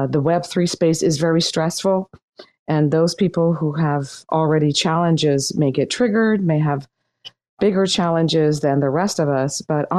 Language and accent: English; Laguna Beach, California, United States; I grew up in Laguna Beach